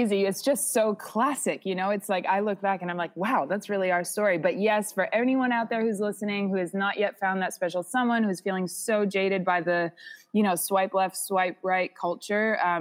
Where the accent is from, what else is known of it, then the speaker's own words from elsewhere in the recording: New England, United States; moved away as an adult; also born or lived in Northampton, Massachusetts / Bali; I'm from New England originally